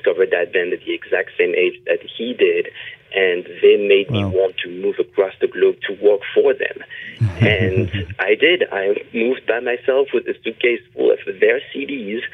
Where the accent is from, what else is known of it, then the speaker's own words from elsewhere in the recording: France; moved away as an adult; now in Los Angeles, United States; I was born in France, and I moved to Los Angeles, California, about 15 years ago.